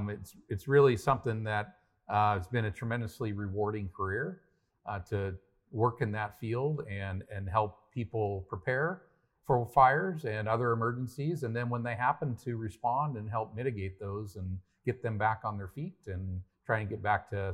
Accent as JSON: {"language": "English", "town": "Paradise", "region": "California", "country": "United States", "tie": "born or raised there", "said": "Yeah, it really goes back to growing up in Paradise, California, where I'm from."}